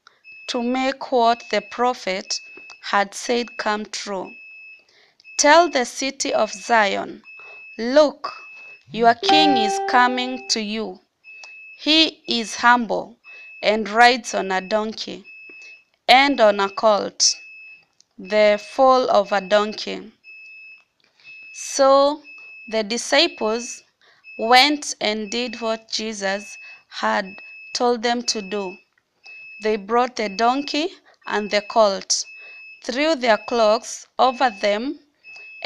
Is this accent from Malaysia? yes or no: no; Mombasa, Mombasa County, Kenya; I'm from Mombasa, Kenya.